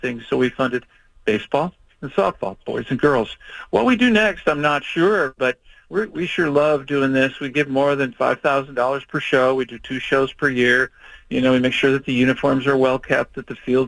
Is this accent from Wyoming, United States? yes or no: no; Chicago, Illinois, United States; now in Oregon, United States; I grew up in Chicago